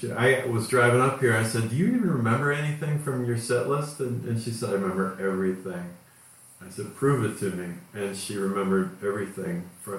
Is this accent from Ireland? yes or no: no; Cleveland, Ohio, United States; growing up in Cleveland